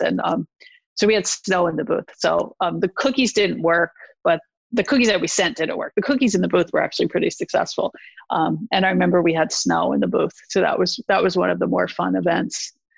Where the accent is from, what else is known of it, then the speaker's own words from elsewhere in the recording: East Coast, United States; I am from the East Coast